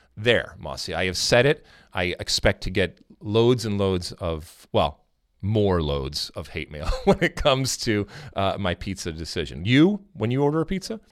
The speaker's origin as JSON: {"language": "English", "town": "Detroit", "region": "Michigan", "country": "United States", "tie": "born or raised there", "said": "I grew up in Detroit, Michigan, in the suburbs of Detroit."}